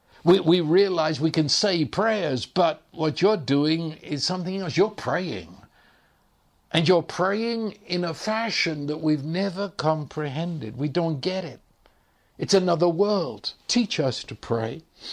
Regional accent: England, United Kingdom; now in United States; of course, I was raised speaking English, and I know you listen to my accent and you immediately say that you're English. I know that. But the truth is, when I go back to England, they think I'm an American

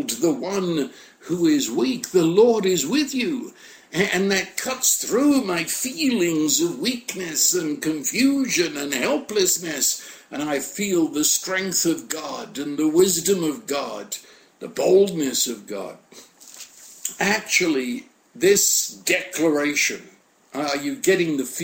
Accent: United Kingdom; I'm British

